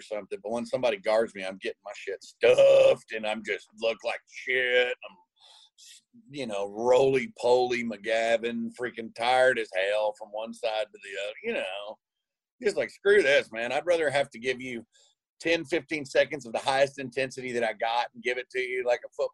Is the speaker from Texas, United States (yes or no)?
yes; Tyler, Texas, United States; I bought this house that I grew up in Tyler now